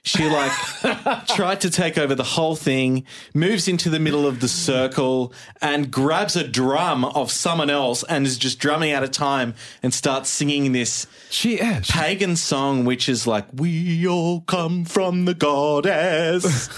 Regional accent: Sydney, New South Wales, Australia; from Sydney, Australia.

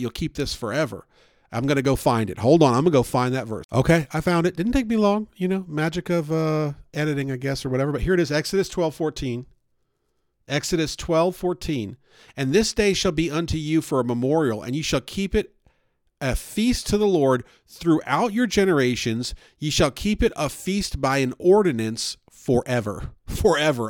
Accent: the North, United States; now in Southern United States; I grew up up north, and we had all kinds of Jewish holidays

